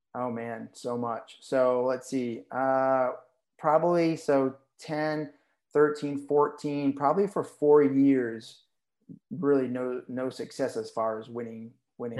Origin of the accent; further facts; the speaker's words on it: Berlin, New Hampshire, United States; also born or lived in Nashua, New Hampshire; my parents moved north to Berlin, New Hampshire, which is like 60 miles south of the Canadian border.